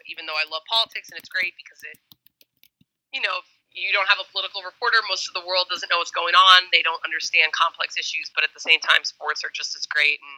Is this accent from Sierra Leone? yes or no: no; Miami, Florida, United States; moved away as an adult; now in Washington, D.C., United States; so I'm originally from Miami, which explains why I am a Heat fan, but I lived in DC for most of my post college life, which explains why I'm a Wizards fan.